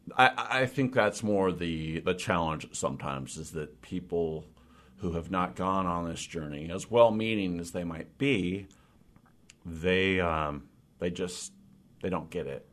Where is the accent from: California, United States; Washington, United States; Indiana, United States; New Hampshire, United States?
Washington, United States; Olympic Peninsula; moved away as an adult; also born or lived in Port Townsend / Forks / Sequim; now in Seattle, United States; I grew up on the Olymp-, Olympic Peninsula